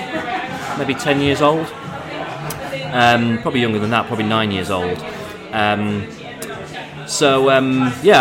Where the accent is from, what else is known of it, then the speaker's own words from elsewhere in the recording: Barnsley, Yorkshire and the Humber, United Kingdom; I grew up in Barnsley